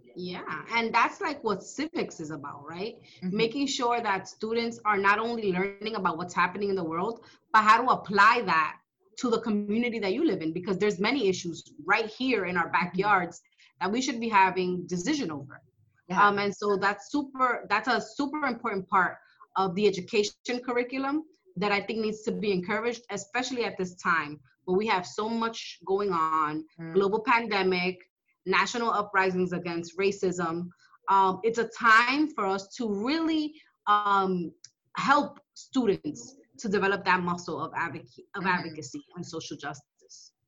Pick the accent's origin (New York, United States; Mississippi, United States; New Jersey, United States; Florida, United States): New York, United States; also born or lived in Dominican Republic; I was growing up in Washington Heights, in Manhattan, in Upper Manhattan